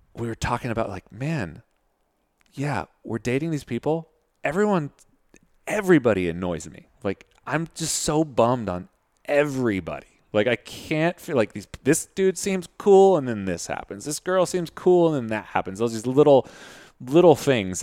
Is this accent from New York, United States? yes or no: no; Modesto, California, United States; I'm from Modesto in, uh, Central Valley in California